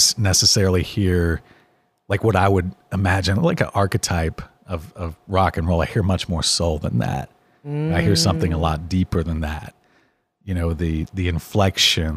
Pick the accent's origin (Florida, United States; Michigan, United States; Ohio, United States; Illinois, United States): Florida, United States; Miami; moved away; I was very much a black sheep growing up down in Miami